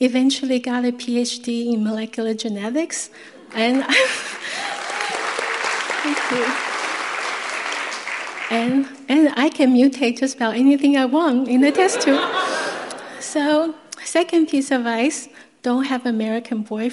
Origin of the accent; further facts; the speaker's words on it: Taiwan; I was born in Taiwan in 1966